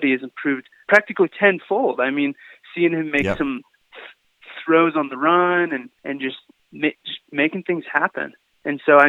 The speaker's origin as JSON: {"language": "English", "town": "Boise", "region": "Idaho", "country": "United States", "tie": "born or raised there", "said": "I knew him growing up in Boise, Idaho"}